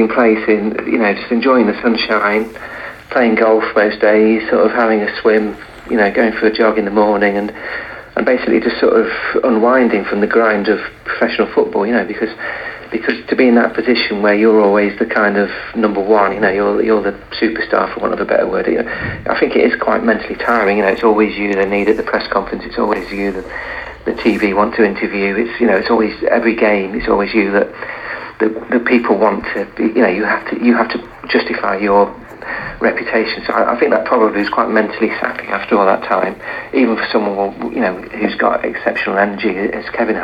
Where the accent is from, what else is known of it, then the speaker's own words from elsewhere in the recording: England, United Kingdom; my dad's Scottish, and I was born in England, but all my relatives were Scottish